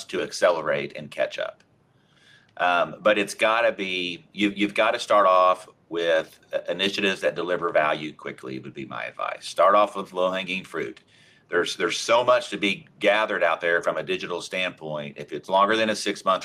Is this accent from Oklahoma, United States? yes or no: yes; Oklahoma, United States; I'm from Oklahoma